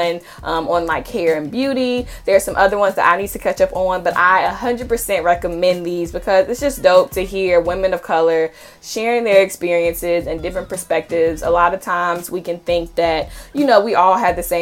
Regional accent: Charlotte, North Carolina, United States; moved away as an adult; now in Connecticut, United States; I am originally from Charlotte, North Carolina, and I went to undergrad and grad school in the Carolinas

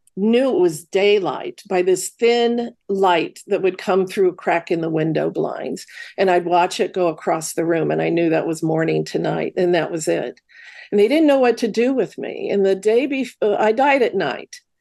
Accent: Midwest, United States; grew up in the Midwest.

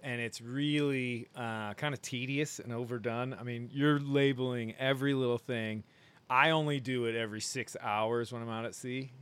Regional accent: Michigan, United States; also born or lived in Maine; I'm from Michigan

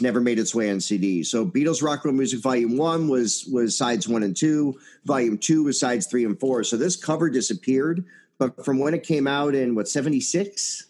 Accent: Chicago, Illinois, United States; I'm a Chicagoan

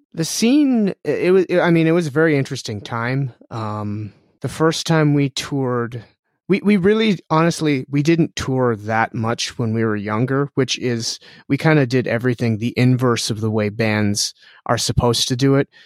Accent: Canada; we're Canadian

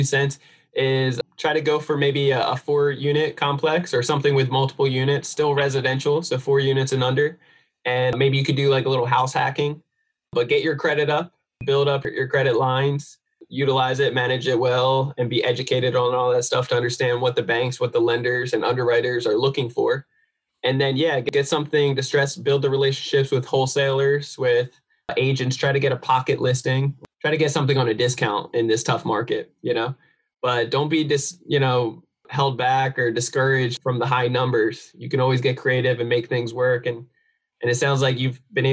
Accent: New Jersey, United States; moved away; I'm from New Jersey originally

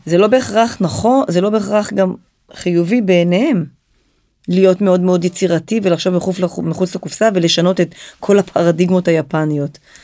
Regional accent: Israel; also born or lived in Japan; אנחנו חווינו הרבה מאוד קשיים אה, בלעשות עסקים עם יפן כישראלים

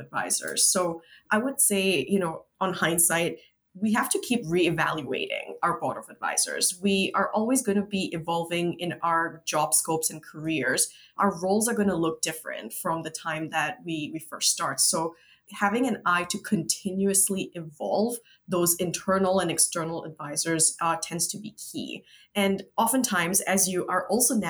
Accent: Singapore; now in United States; as a Singaporean living in the US

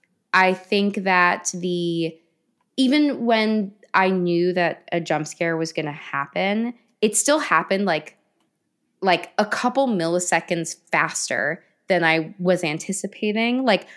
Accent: London, United Kingdom; I'm from Rotten Tomato, London, England.

